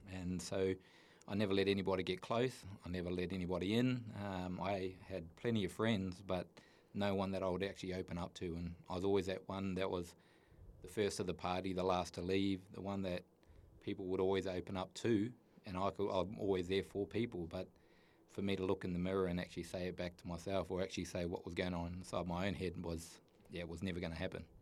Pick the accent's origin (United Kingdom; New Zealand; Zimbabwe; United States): New Zealand; I grew up in New Zealand, a little place called Tookarora in the middle of the North Island